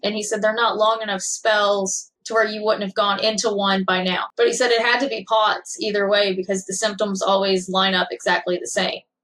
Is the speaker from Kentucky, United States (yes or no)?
yes; Kentucky, United States; born and raised in Kentucky, small town